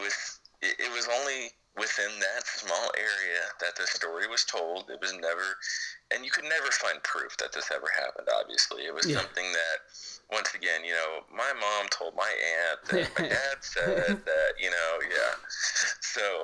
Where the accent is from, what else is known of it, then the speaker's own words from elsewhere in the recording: the South, United States; I grew up in the South